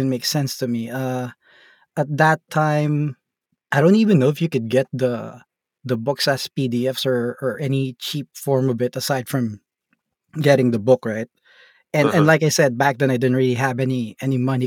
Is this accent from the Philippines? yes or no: yes; Philippines; I'm from the Philippines and we're in an island in the Philippines, not in the main city.